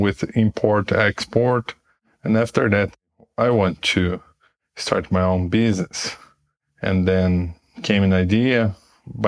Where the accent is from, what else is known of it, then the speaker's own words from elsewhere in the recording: Curitiba, Paraná, Brazil; also born or lived in United States; I'm from Brazil. The name of my city is Curitiba. I'm 40 years old. I've been here since I was born